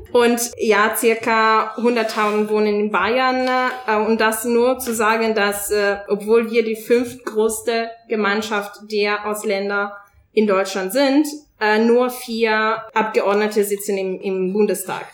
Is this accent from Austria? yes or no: no; Italy; German is a second language; moved away as an adult; now in Germany